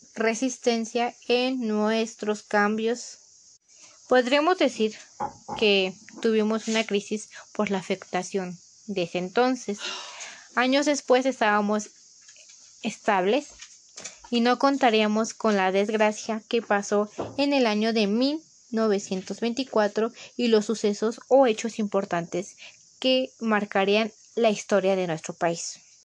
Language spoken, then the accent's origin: Spanish; Mexico; como mexicanos